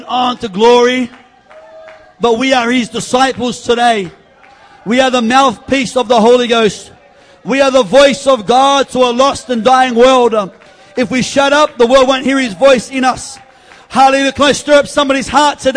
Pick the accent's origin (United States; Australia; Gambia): Australia; East Coast; we're from the East Coast.